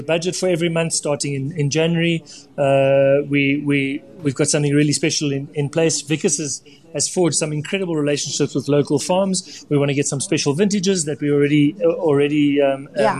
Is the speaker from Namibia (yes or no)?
yes; Namibia; I grew up in Namibia, you know, where fish was in abundance